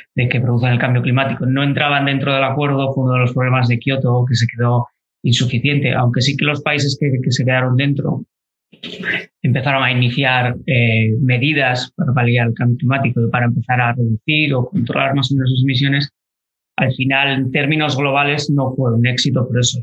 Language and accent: Spanish; Galicia, Spain; moved away as an adult; also born or lived in Alcalá de Henares / Basque Country; soy gallego